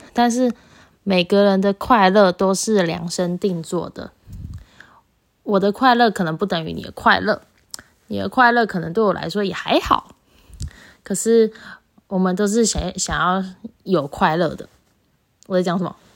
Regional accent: Taichung, Taiwan; 我是台中人，所以高中的时候很常，很常搭公车

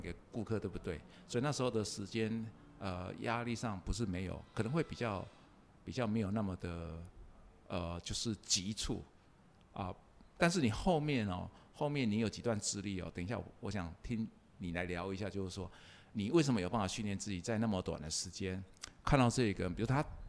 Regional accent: Nantou County, Taiwan; 我也是南投人

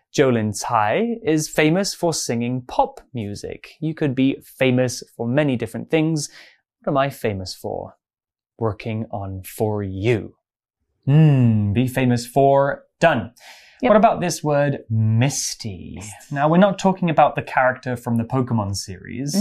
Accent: English countryside, England, United Kingdom; I grew up in the English countryside.

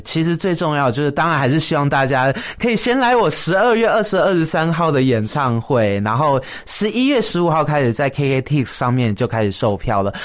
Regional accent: Taiwan; 台湾就是我的家乡嘛

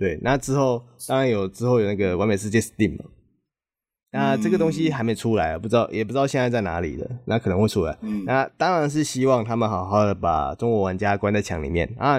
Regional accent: Taiwan; 就知道我是台湾的

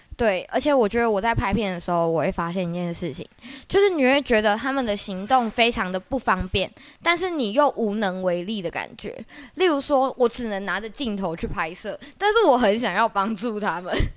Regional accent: Taiwan; also born or lived in United States; 我是在美国出生的，就标准的 A B C 哦，也没有标准哦，其实那时候其实我很早就回来

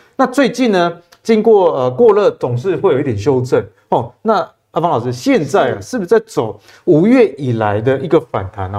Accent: Taiwan; 我们台湾人

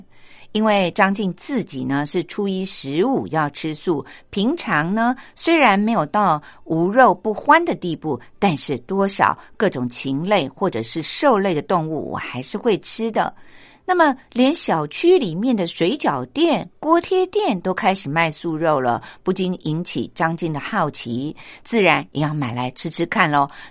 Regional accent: Taiwan; 不过呢，这个数字呢，已经让我们台湾人很骄傲了

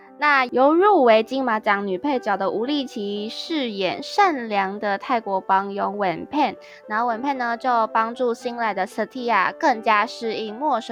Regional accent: Taichung, Taiwan; 我们一个台中人啊，我是台中人

